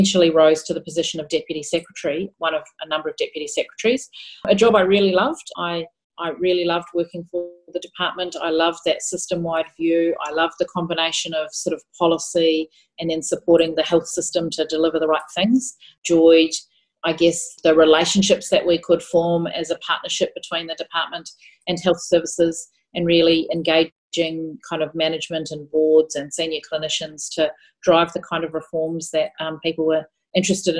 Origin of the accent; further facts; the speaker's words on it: New Zealand; moved away as an adult; also born or lived in Christchurch, New Zealand / Melbourne, Australia / Victoria, Australia / Canberra, Australia; now in Geelong, Australia; I was raised in New Zealand and did my schooling and did my nursing education there